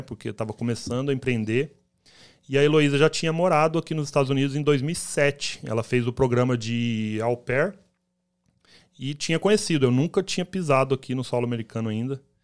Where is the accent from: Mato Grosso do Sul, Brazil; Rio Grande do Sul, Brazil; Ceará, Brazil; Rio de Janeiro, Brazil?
Mato Grosso do Sul, Brazil; Campo Grande; moved away as an adult; now in United States; a gente saiu lá de Campo Grande, Mato Grosso do ah, Sul